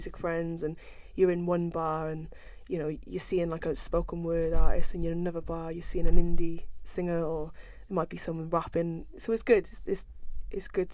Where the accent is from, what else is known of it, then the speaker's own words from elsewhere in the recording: Cardiff, Wales, United Kingdom; also born or lived in London; I was born and bred in Cardiff